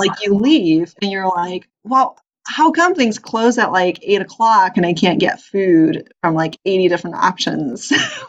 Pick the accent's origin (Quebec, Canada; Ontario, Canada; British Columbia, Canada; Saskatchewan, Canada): British Columbia, Canada; Vancouver; also born or lived in New York / Philadelphia / Boston; now in California, United States; I was in New York. Prior to that, I also lived in Philadelphia and Boston. Originally, though, I was from the Great North, from Canada, Vancouver, Canada. So definitely a West Coast transplant.